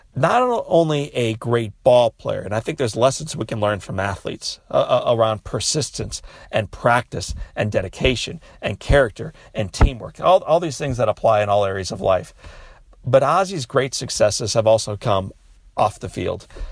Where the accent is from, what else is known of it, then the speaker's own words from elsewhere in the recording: Midwest, United States; As a child growing up in the Midwest